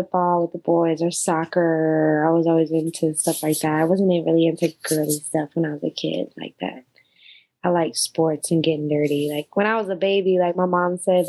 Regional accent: Austin, Texas, United States; also born or lived in Springfield, Missouri; we moved out here when I was 4. So mainly all my growing up was out here.

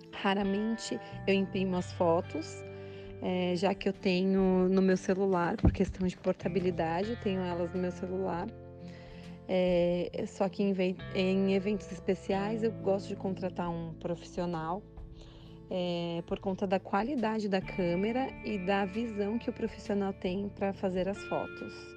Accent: São Paulo, Brazil; moved away as an adult; now in United States; sou de São Paulo, atualmente estou morando nos Estados Unidos

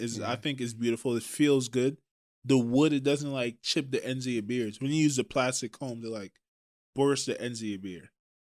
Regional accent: Trinidad & Tobago; I'm from Trinidad.

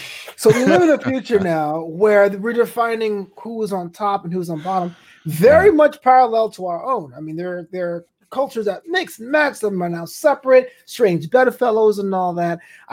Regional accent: New York, United States; my hometown, New York

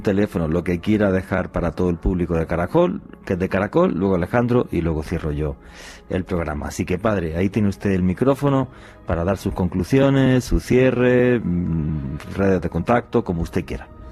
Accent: Spain; allí en mi país, en España

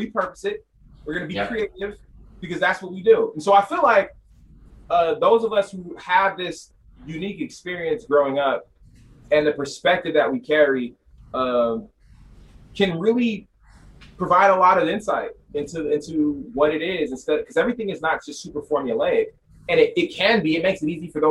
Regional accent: Sacramento, California, United States; I'm from Sacramento

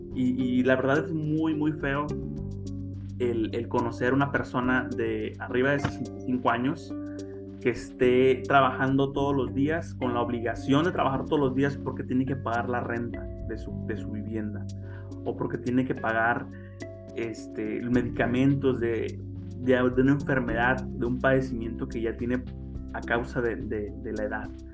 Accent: Mexico; los mexicanos

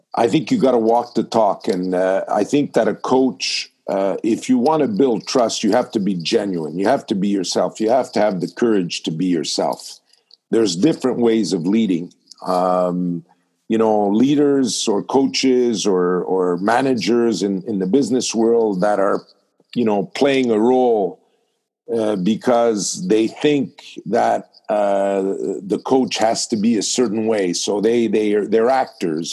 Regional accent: Montreal, Quebec, Canada; I was born in Montreal

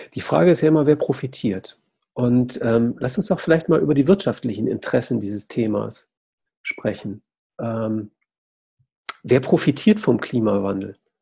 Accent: Essen, North Rhine-Westphalia, Germany; ich komme ja aus Essen

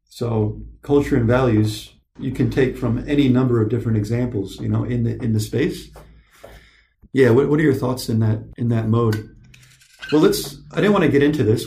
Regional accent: Michigan, United States; also born or lived in California; I left, we left our father behind when I was nine years old. We drive across country to Michigan

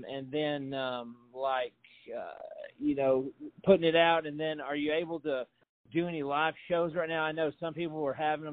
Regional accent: St. Louis, Missouri, United States; moved away as an adult; also born or lived in New York / Los Angeles / Texas / Ohio; it's my hometown. Yeah, I've been here. I grew up here

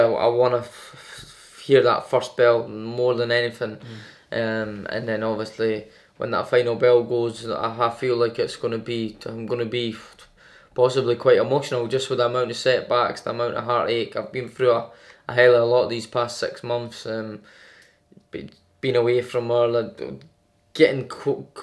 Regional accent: Edinburgh, Scotland, United Kingdom; We're both Scottish, we're both from Edinburgh

